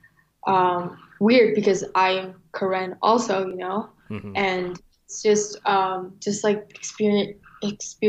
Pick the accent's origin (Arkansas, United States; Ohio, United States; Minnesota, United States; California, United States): Minnesota, United States; St. Paul; also born or lived in Tham Hin refugee camp, Ratchaburi, Thailand / Bangkok, Thailand; my family moved to Bangkok and applied to the UNHCR to be able to, you know, move to the United States. And so my parents found jobs working there, and we lived a year in Bangkok. And then ultimately we moved to St. Paul in 2001 February